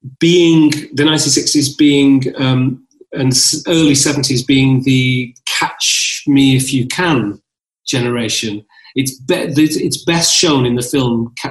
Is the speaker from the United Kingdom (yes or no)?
yes; Northern England, United Kingdom; now in London, United Kingdom; I'm also a northern lad. I'm also a Londoner because I live in London. I'm also a citizen of England. I am a citizen. I am a born from Ethiopia, son of Ethiopia.